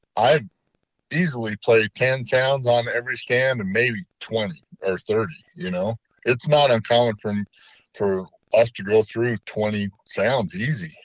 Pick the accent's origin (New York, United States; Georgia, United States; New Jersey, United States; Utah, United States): Utah, United States; my home state of Utah